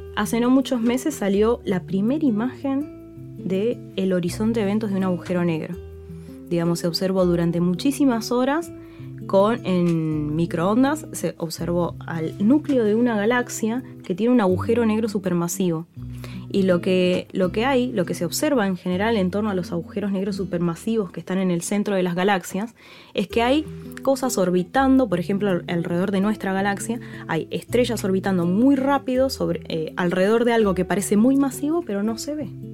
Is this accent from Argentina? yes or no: yes; San Rafael, Mendoza, Argentina; yo soy de San Rafael Mendoza y a mí me fascinó la astronomía con el cielo de San Rafael Mendoza